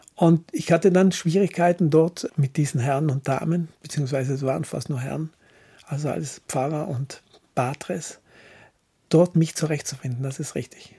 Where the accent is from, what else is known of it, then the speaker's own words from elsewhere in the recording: Villnöss Valley, South Tyrol, Trentino-Alto Adige, Italy; also born or lived in Brixen; Wir sind in Finnöstal aufgewachsen